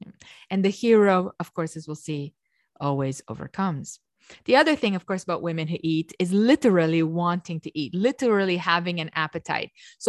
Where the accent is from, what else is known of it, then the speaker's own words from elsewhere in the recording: Romania; growing up in Romania, the way we read is the way it's written.